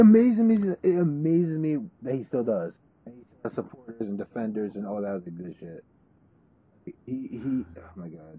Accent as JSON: {"language": "English", "region": "New Jersey", "country": "United States", "tie": "born or raised there", "said": "my home state of New Jersey"}